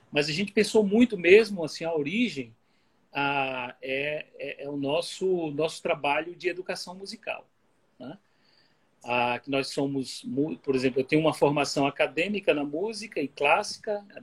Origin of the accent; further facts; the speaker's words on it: Bahia, Brazil; now in Pernambuco, Brazil; eu já sou, para minha família, eu já sou mais pernambucano até do que baiano. Agora, para os pernambucanos, eles dizem assim, o seu sotaque é um pouquinho diferente.